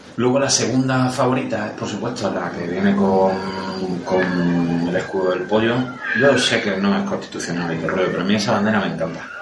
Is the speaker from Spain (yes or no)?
yes; Aragon, Spain; soy maño